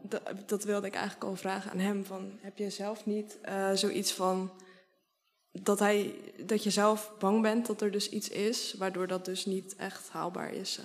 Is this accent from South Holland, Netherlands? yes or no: yes; Sliedrecht, South Holland, Netherlands; Sliedrecht, dat is een dorpje waar ik ben opgegroeid en op dit moment woon.